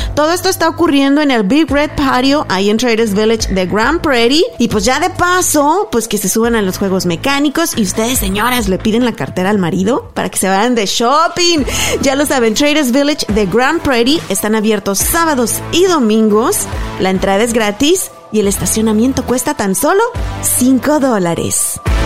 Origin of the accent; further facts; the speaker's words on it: Apaseo el Alto, Guanajuato, Mexico; allá a mi pueblo en Apaseo el Alto